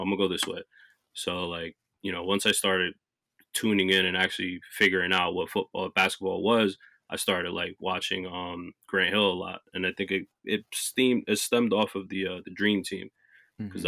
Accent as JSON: {"language": "English", "region": "New Jersey", "country": "United States", "tie": "born or raised there", "also_born_or_lived": "North Carolina", "said": "I was born and raised in New Jersey"}